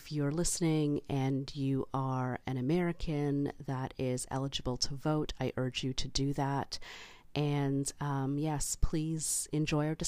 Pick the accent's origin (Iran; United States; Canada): Canada; as a Canadian